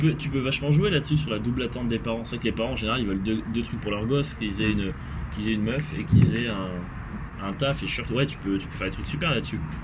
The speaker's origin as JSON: {"language": "French", "area": "near Nice", "region": "Provence-Alpes-Côte d'Azur", "country": "France", "said": "moi, genre, sud-est, vraiment, pas très loin de l'Italie"}